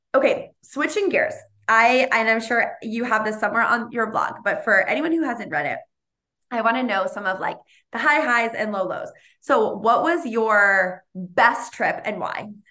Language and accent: English; Boston, Massachusetts, United States; now in California, United States; I'm from Boston and I'm, I live in, in California.